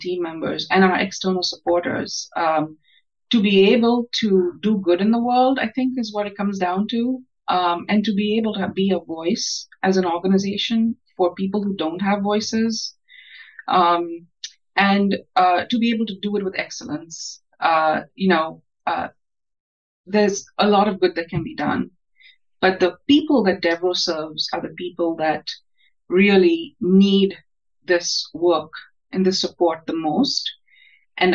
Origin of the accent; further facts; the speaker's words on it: India; moved away as an adult; now in United States; I grew up in India, Christopher. I was born in India. I grew up in India, and I stayed in India, was educated in India through my adulthood. I came to the United States for graduate school.